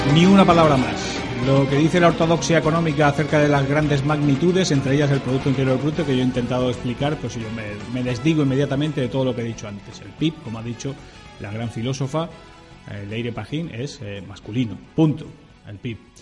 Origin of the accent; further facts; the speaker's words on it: Spain; somos todos los españoles